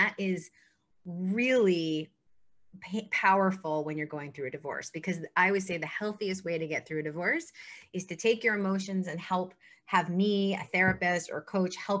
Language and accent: English; New York City, New York, United States; I'm a New Yorker